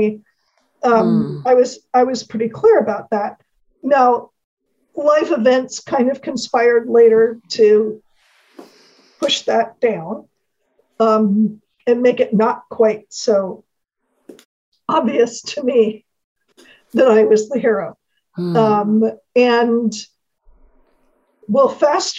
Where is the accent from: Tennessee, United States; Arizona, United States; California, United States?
California, United States; San Francisco; I was born and raised in San Francisco, California